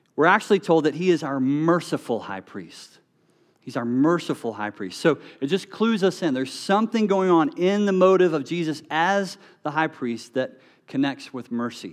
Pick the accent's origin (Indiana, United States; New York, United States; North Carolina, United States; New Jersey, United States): North Carolina, United States; moved away; I'm from North Carolina